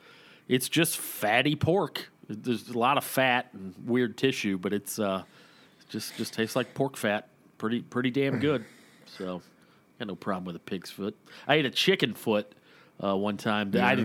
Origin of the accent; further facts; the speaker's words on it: Woodstock, Georgia, United States; When I grew up in Woodstock, Georgia, before I moved up to Waleska, I spent probably ages 4 through 12 in Woodstock, Georgia.